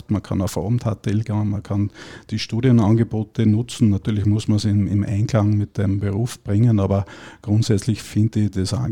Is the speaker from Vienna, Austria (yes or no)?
no; Styria, Austria; born there; moved away as an adult; now in Salzburg, Austria; bin gebürtiger Steirer und bin circa vor 21 Jahren dann nach Salzburg gekommen